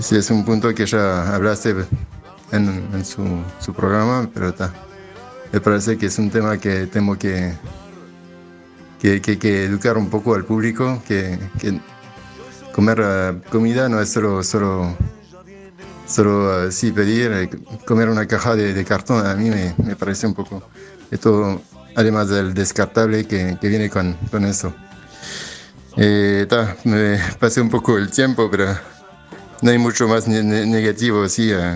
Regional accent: France; now in Uruguay; yo soy de Francia

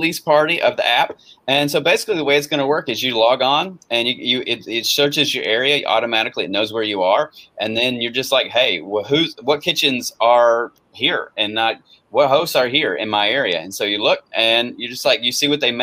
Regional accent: North Carolina, United States; I grew up in North Carolina and been around Raleigh and Fayetteville and Campbell and mountains

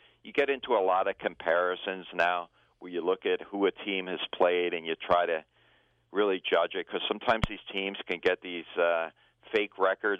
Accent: East Coast, United States; I mean, I came from the East Coast.

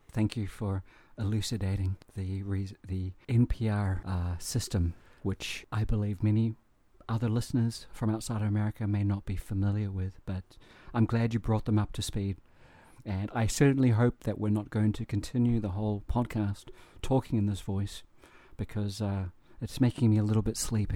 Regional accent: New Zealand; growing up in New Zealand

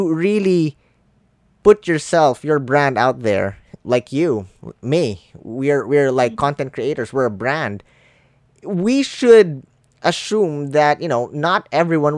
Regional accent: Philippines; English is a second language; I'm a Filipino. English not my first language.

